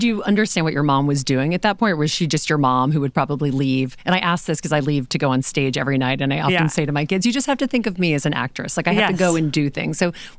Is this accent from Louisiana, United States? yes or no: yes; Louisiana, United States; now in New York, United States; I grew up in Louisiana and I love having grown up there. I feel like that's so much a part of who I am.